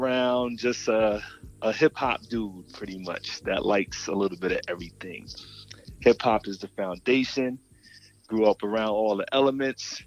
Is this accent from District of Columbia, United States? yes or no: no; Connecticut, United States; also born or lived in New York; now in Atlanta, United States; I'm from Connecticut originally, and an honorary New Yorker.